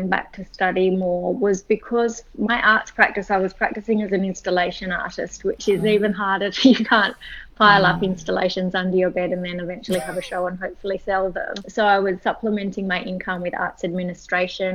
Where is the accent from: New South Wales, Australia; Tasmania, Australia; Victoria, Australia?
New South Wales, Australia; Sydney; I was born in Sydney and grew up here.